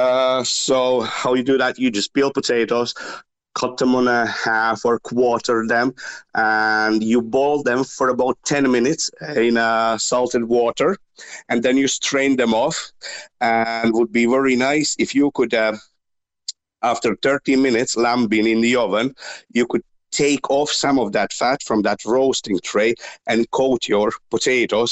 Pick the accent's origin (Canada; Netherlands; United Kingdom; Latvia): Latvia; now in Ireland; Originally, I'm from Latvia